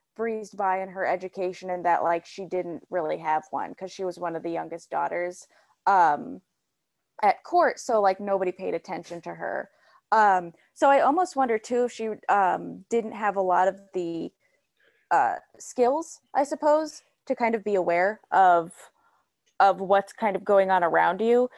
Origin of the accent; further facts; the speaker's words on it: Illinois, United States; I'm from Illinois